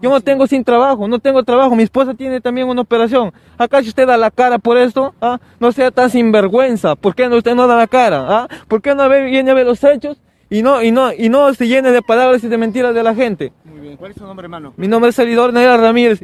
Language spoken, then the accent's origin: Spanish; Cajamarca, Peru; also born or lived in Jaén; Yo soy de Cajamarca, mi familia es de Jaén